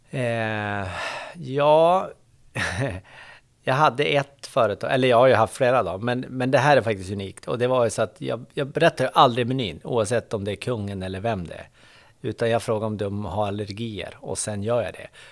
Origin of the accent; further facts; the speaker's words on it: Boliden, Västerbotten County, Sweden; moved away; jag är från Boliden, Västerbotten